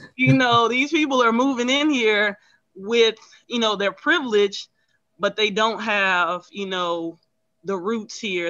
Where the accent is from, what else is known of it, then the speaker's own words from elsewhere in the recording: Houston, Texas, United States; moved away as an adult; now in Los Angeles, United States; I'm originally from Houston.